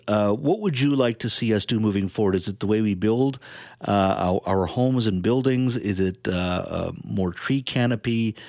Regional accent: British Columbia, Canada; for as a taxpayer, as a British Columbian, was that a generally a good decision in your mind?

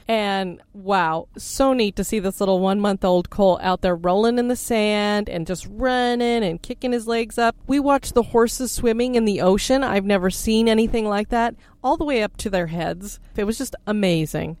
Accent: Florida, United States; we come from Florida

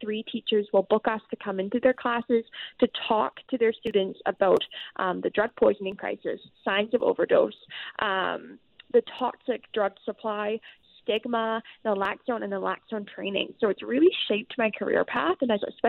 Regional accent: British Columbia, Canada; as British Columbians

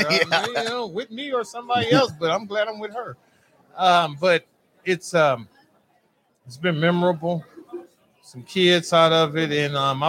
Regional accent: Southern California, United States; now in Oklahoma, United States; I'm from Southern Cal.

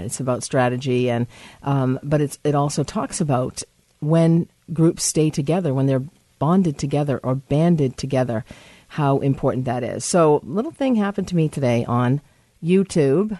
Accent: United States; I'm American

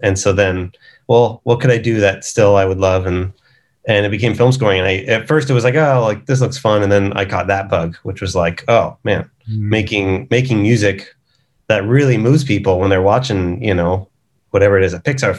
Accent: Westlake Village, California, United States; I'm from LA.

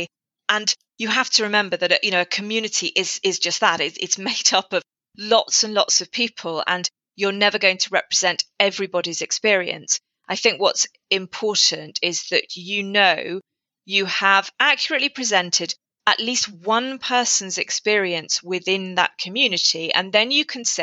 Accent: England, United Kingdom; moved away as an adult; now in Wales, United Kingdom; I'm an English incomer

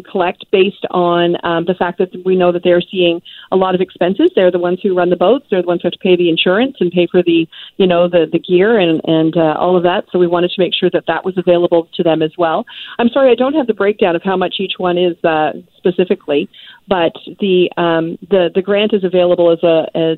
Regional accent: Nova Scotia, Canada; I'm actually from Nova Scotia, not Newfoundland and Labrador.

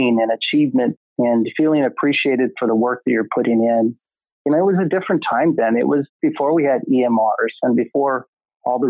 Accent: Odessa, Texas, United States; accent: southern drawl; moved away as an adult; also born or lived in Dallas, Texas; now in California, United States; I was born and raised in West Texas.

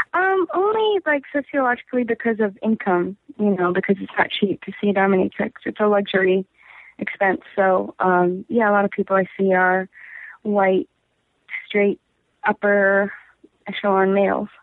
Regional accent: Golden Valley, Minnesota, United States; I'm from Minnesota. I'm from like a first ring suburb of Minneapolis.

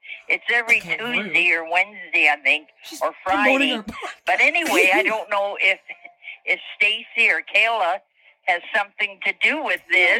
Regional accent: Cambridge, Ontario, Canada; I'm from Cambridge.

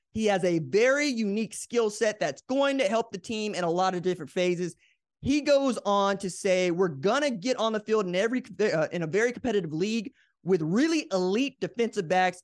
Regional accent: Oklahoma, United States; I'm from Oklahoma

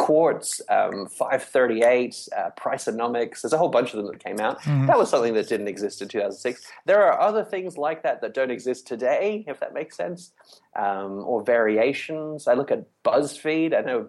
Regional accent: Papua New Guinea; I'm the lousiest Australian, too. My accent's all wrong. I actually grew up in Papua New Guinea, where I went to an international school. But I do have an Australian passport, so I am.

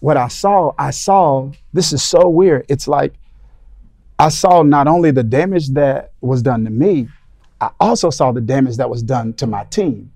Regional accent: Mississippi, United States; moved away; We're in the South now, but I grew up in Mississippi

